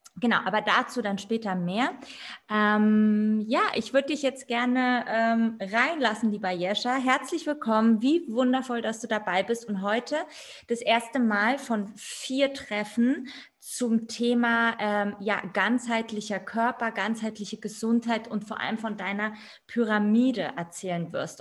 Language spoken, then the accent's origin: German; Berlin, Germany; Ich bin auch Berlinerin